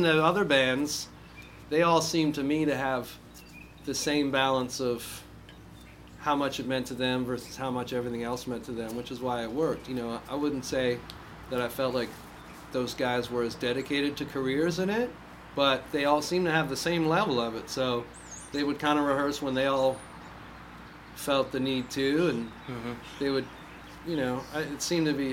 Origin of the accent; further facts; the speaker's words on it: Canada; moved away as an adult; also born or lived in Toronto / New York City / San Francisco; now in Nashville, United States; I'm from Canada